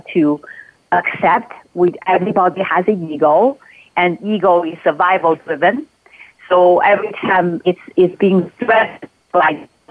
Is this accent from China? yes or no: yes; Beijing, China; now in Mount Shasta, United States; I grew up in Beijing